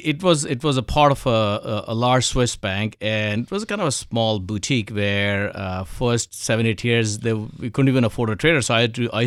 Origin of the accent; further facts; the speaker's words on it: India; So I think, first of all, I was born in India, grew up in India.